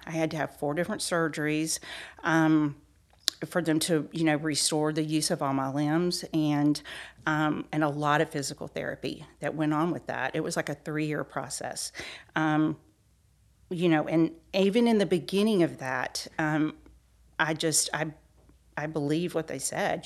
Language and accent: English; Peachtree City, Georgia, United States; I was born and raised in Peachtree City, Georgia.